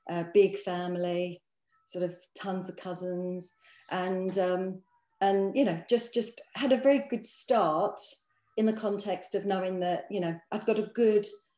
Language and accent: English; London, United Kingdom; I grew up actually. We sort of came from a fairly humble background.